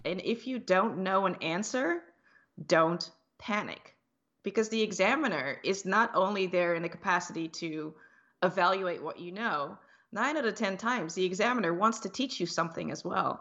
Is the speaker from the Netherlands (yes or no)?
yes; Netherlands; moved away; I grew up in the Netherlands, in Europe, but my, uh, parents are from the Dutch Antilles.